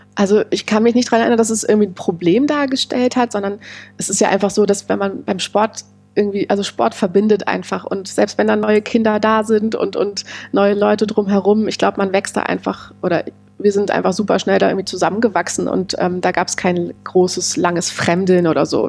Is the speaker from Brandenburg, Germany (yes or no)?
no; Berlin, Germany; an den Ort meiner Kindheit, wo ich groß geworden bin, nach Heiligensee